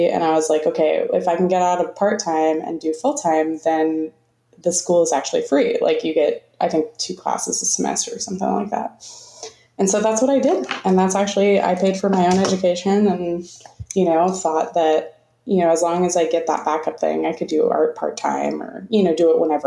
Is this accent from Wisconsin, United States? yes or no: no; Florida, United States; moved away; I'm originally from Florida